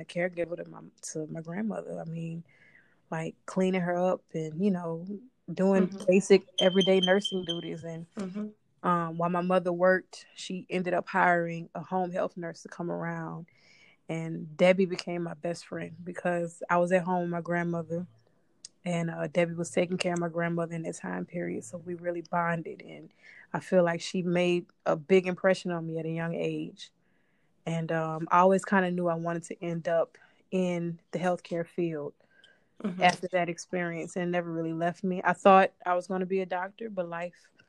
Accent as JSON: {"language": "English", "town": "New Orleans", "region": "Louisiana", "country": "United States", "moved": "yes", "lives_now": "Los Angeles, United States", "said": "I'm originally from New Orleans, Louisiana"}